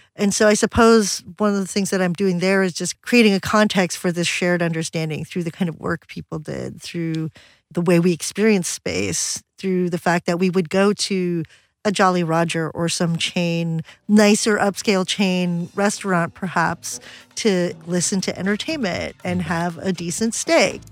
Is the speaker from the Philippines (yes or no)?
yes; Philippines; moved away; I was a kid growing up in the Philippines